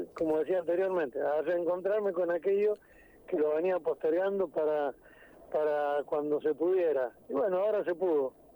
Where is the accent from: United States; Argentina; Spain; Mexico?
Argentina